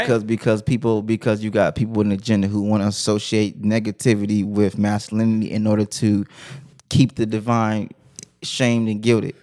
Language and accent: English; Compton, California, United States; I'm from Compton